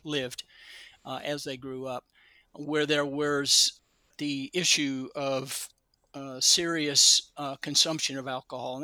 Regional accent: Kentucky, United States; now in California, United States; I grew up in Kentucky and didn't come to California until about 1972

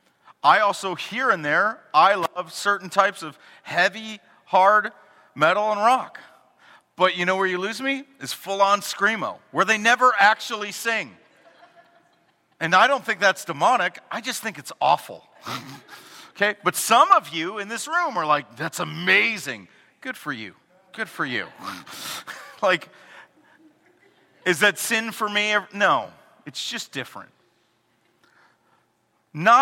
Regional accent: Chicago, Illinois, United States; we're from Chicago

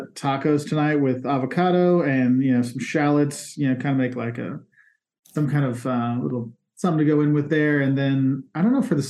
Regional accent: Midwest, United States; I grew up in the Midwest

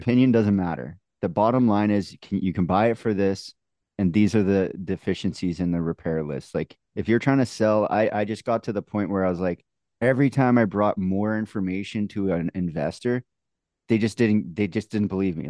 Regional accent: Canada; accent: Canadian; also born or lived in Manitoba; my Canadian accent

